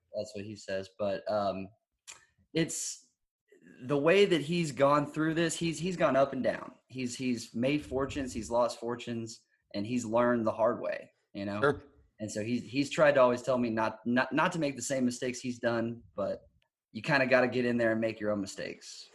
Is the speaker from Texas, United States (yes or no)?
yes; Texas, United States; I'm from Texas